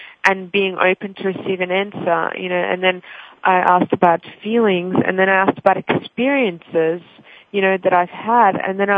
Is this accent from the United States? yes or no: no; Russia; English is a second language; now in Australia; I already had to learn a new language once in my life when I immigrated from Russia to Australia